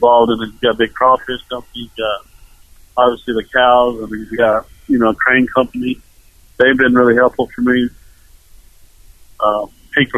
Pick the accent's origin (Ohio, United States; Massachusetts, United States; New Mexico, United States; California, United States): New Mexico, United States; growing up in New Mexico, me and my dad used to go to jackpots every weekend